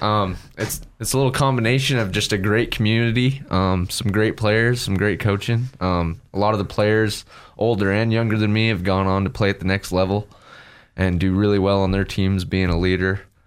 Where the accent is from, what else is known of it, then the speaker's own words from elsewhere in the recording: Riggins, Idaho, United States; also born or lived in Nampa, Idaho / Middleton, Idaho; family moved up there. And that's where I spent the rest of my childhood and high school